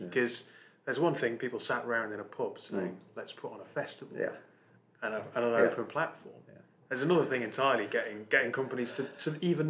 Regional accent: Newcastle upon Tyne, North East England, United Kingdom; I am from Newcastle. I have a huge amount of pride in the north of England.

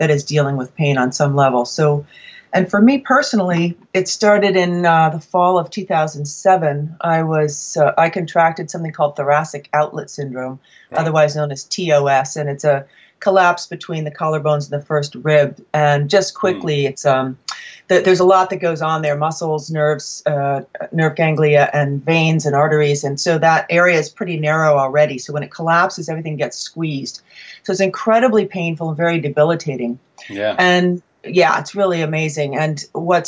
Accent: New England, United States; I'm from New England

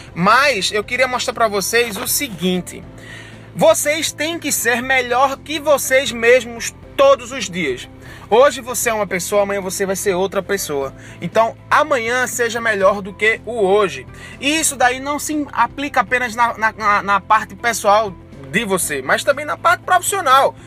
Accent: Barreiros, Pernambuco, Brazil; also born or lived in Recife; Barreiros porque é minha cidade natal, eu tenho minha família lá, meus pais moram lá

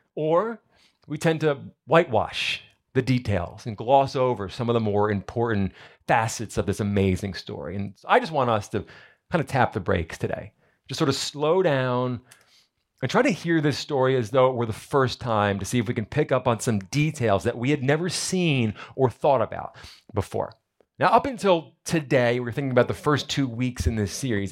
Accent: New Jersey, United States; moved away; I'm from New Jersey. We like to go crabbing up there

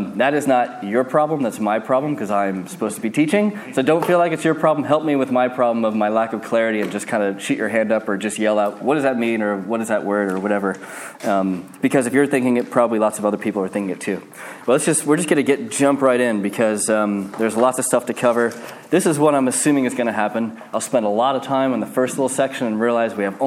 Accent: United States; moved away; I'm American

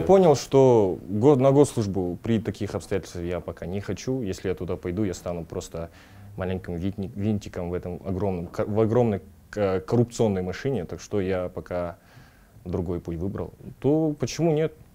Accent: Kazakhstan; свой народ

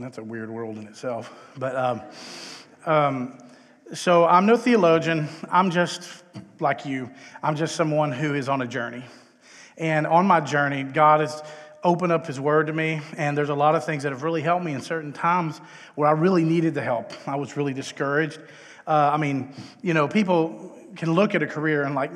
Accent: Texas, United States; moved away as an adult; also born or lived in Los Angeles; But I hail from Texas, where I was born and raised.

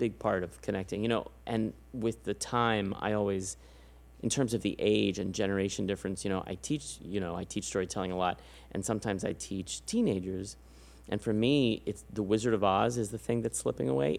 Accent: San Antonio, Texas, United States; moved away; I'm from San Antonio

